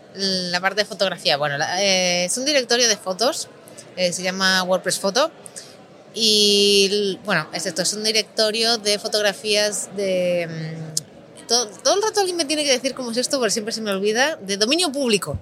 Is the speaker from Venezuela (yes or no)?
no; Galicia, Spain; now in Barcelona, Spain; yo soy gallega